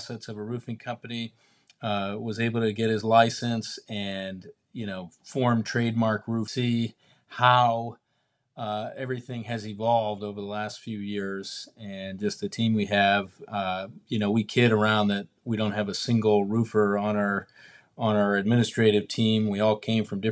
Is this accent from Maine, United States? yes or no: yes; Maine, United States; moved away as an adult; now in Cape Coral, United States; I was in Maine my whole life